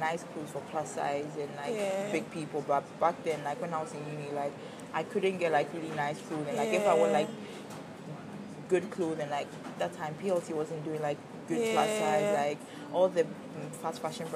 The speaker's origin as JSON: {"language": "English", "country": "Ghana", "said": "being a Ghanaian"}